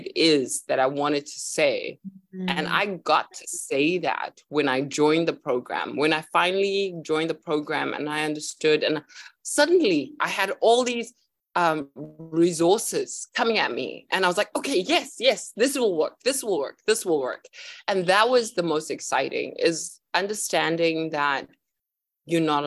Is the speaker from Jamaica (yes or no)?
no; South Africa; I am originally from South Africa, but I'm traveling around the world at the moment.